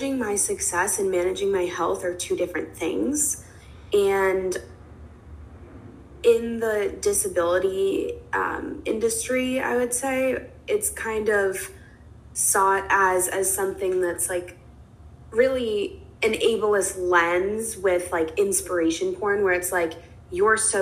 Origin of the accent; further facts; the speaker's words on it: New York City, New York, United States; moved away as an adult; also born or lived in Los Angeles; I am a New Yorker, born and raised. I grew up here, but when college came around, I wanted to leave